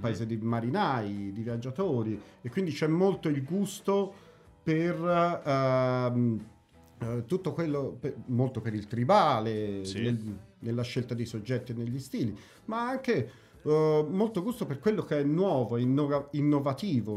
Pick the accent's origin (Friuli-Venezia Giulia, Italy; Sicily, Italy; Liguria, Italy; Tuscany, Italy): Tuscany, Italy; Pistoia; moved away as an adult; also born or lived in Prato; now in Amsterdam, Netherlands; nato, cresciuto a Pistoia, però esportato ad Amsterdam, praticamente naturalizzato olandese. Eh, 15 anni ad Amsterdam.